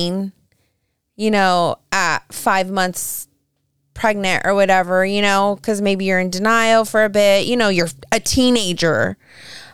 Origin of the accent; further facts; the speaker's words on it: California, United States; I'm from California